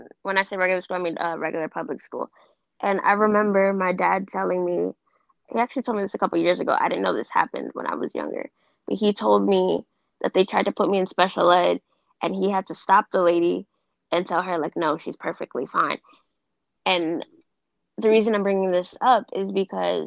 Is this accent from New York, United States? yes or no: yes; New York, United States; I'm from New York. I live in the Bronx